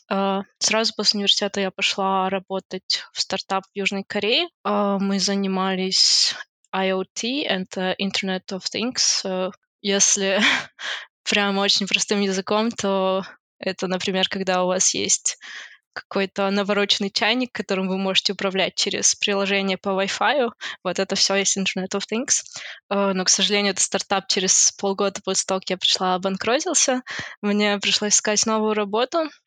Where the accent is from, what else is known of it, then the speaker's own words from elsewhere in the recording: Almaty, Kazakhstan; now in Luxembourg; Я сама из Алматы, из Казахстана. Я закончила РФМШ, это Республиканская физико-математическая школа в Алмате.